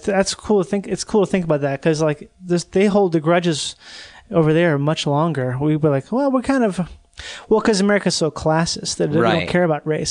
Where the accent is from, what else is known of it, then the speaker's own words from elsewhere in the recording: England, United Kingdom; I'm an Englishman. Wouldn't be great if I had a whole podcast just trying to reinvent hatred toward the Irish like 100 years after the fact.